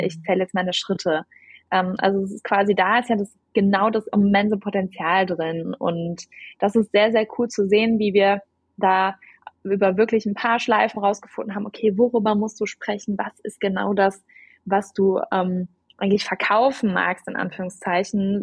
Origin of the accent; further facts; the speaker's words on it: Germany; also born or lived in Cologne; ich bin Deutsche und lebe auch in Köln